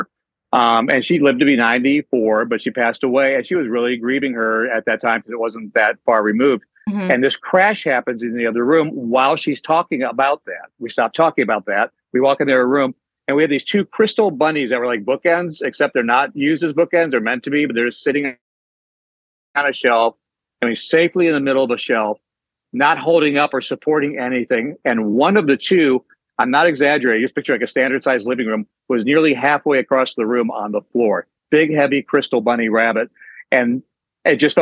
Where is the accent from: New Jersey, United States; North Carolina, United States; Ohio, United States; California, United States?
Ohio, United States; near Cleveland; moved away as an adult; now in Charlotte, United States; I grew up near Cleveland